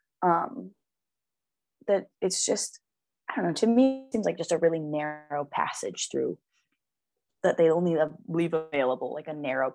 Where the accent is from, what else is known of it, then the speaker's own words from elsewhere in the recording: Rootstown, Ohio, United States; also born or lived in Akron, Ohio / Ellet, Ohio; I was born in Akron. And then when I was like 5 years old, we moved to Rootstown, which is where I spent the rest of my childhood until I moved out of Rootstown when I was 20.